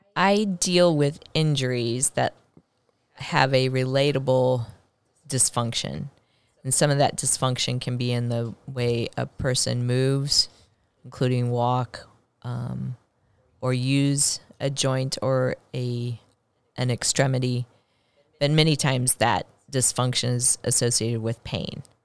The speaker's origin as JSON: {"language": "English", "town": "Blue Springs", "region": "Missouri", "country": "United States", "tie": "born or raised there", "said": "I grew up in a rural area outside of Kansas City. in Blue Springs, Missouri"}